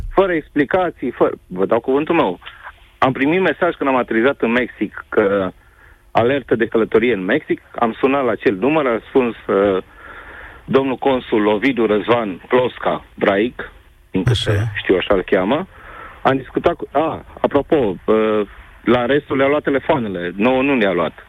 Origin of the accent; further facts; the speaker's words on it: Timișoara, Timiș County, Romania; Eu sunt din Timișoara